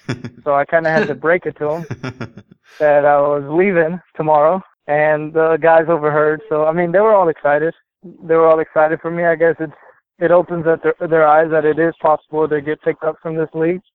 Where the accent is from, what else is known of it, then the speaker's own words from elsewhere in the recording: Texas, United States; I'm from Texas